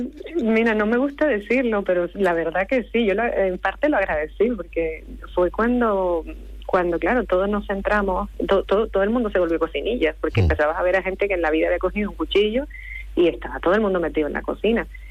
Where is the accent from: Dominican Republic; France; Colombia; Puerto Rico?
Colombia; Santa Marta, Magdalena; now in Las Palmas de Gran Canaria, Spain; nací en Colombia, en Santa Marta, Colombia, pero hace 20 años que vivo en Las Palmas de Gran Canaria.